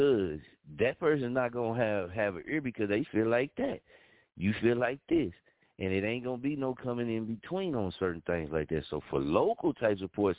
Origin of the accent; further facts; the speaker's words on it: Muskogee, Oklahoma, United States; moved away as an adult; I had to leave Muskogee, Oklahoma to change my life and to change my mindset. Coming up in Muskogee, Oklahoma did not prepare me